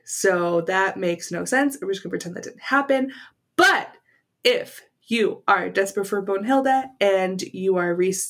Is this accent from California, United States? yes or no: yes; California, United States; moved away; I grew up in California.